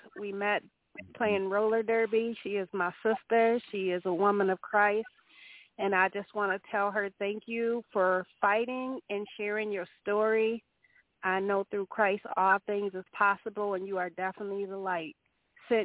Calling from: Port Huron, Michigan, United States; I'm calling from Port Huron, Michigan.

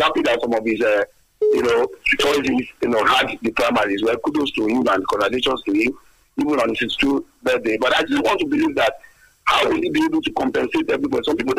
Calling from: Abeokuta, Ogun State, Nigeria; I'm calling from the People's Parliament in Abeokuta.

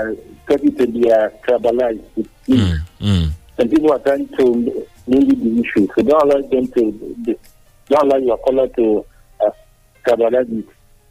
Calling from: Ifo, Ogun State, Nigeria; I'm calling from Ifo.

